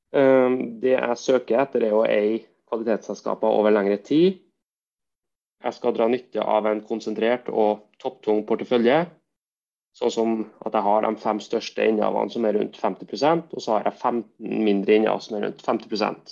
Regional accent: Verdal, Trøndelag, Norway; now in Trondheim, Norway; opprinnelig er jeg fra Verdalen, by mellom Levanger og Steinkjer.

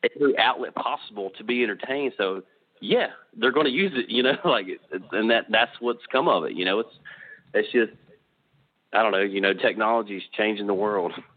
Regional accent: Charlotte, North Carolina, United States; I'm from the Charlotte area of North Carolina

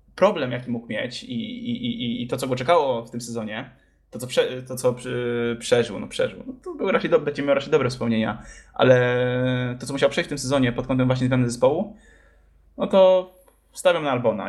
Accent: Poland; jesteśmy z Polski

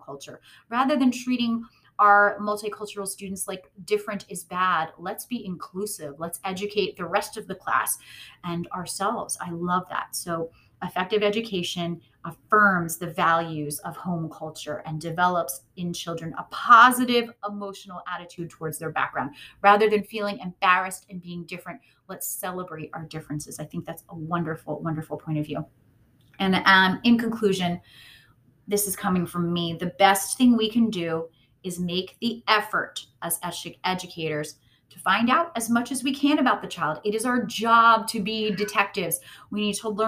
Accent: United States; as American educators

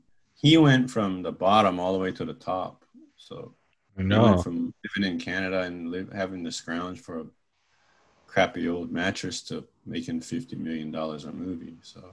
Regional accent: Augusta, Georgia, United States; also born or lived in Hawaii; Well, I was born in Georgia.

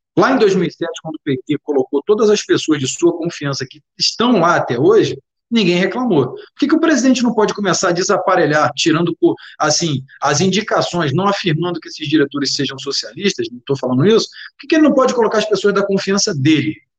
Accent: Rio de Janeiro, Brazil; Sou do Rio de Janeiro.

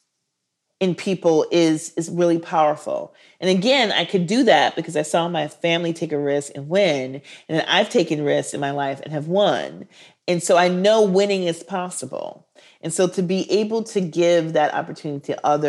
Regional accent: Minneapolis, Minnesota, United States; also born or lived in Milwaukee; I'm from Minneapolis, and George Floyd was murdered 6 blocks away from where I went to elementary school.

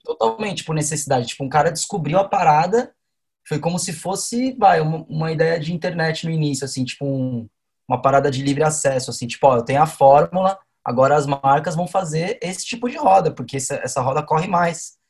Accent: São Paulo, Brazil; nasci em Sampa

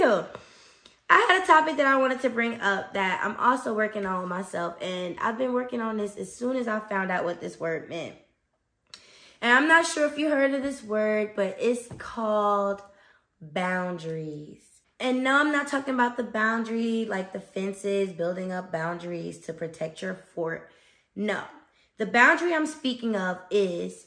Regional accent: Newark, New Jersey, United States; moved away; So I'm from New Jersey, Brick City, North New Jersey.

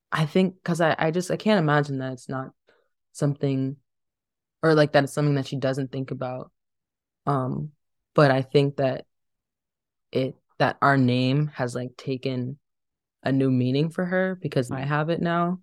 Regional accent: Dayton, Ohio, United States; also born or lived in Cleveland, Ohio; growing up in Dayton

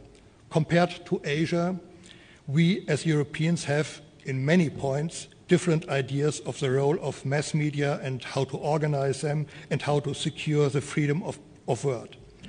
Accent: Germany; moved away as an adult; now in Singapore; I came from Germany with my beautiful wife, Anja, and our daughter, Benediktina, only in August.

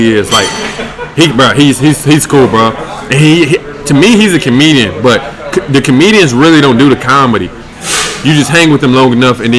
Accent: Winston-Salem, North Carolina, United States; moved away as an adult; now in Los Angeles, United States; I started in Winston-Salem, my hometown

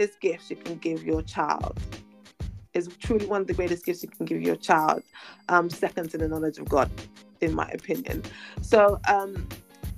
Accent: London, United Kingdom; also born or lived in Lagos, Nigeria; I was born in England, but my parents took me back to Nigeria to raise me for a number of years when I was a baby. And then we moved back to England when I was about 9, 10

